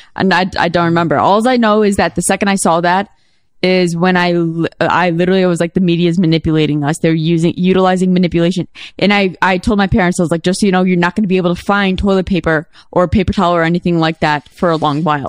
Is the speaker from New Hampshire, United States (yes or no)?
no; Chicago, Illinois, United States; I'm a Chicagoan